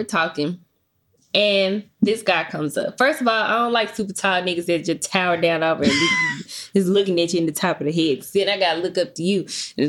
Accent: Memphis, Tennessee, United States; I'm originally from Memphis.

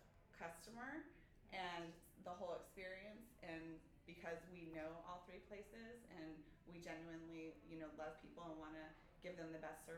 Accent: Tucson, Arizona, United States; also born or lived in Phoenix; I was actually born and raised in Tucson.

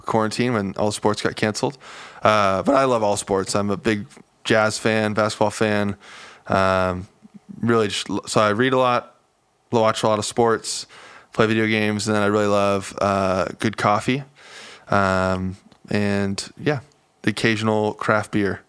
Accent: California, United States; moved away as an adult; also born or lived in Salt Lake City, Utah; now in Arizona, United States; born and raised California and spent the past year in Salt Lake City, Utah

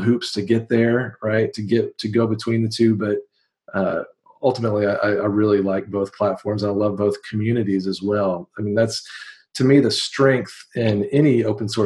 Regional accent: Waco, Texas, United States; I'm from Waco, Texas

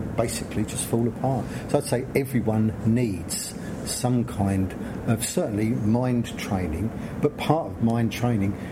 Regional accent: London, United Kingdom; I grew up on a South London council estate

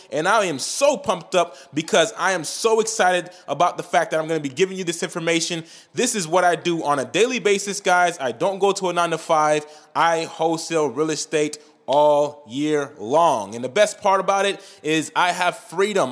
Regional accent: Saint-Marc, Artibonite, Haiti; moved away; I'm Haitian. I was born in Saint Mark, Haiti

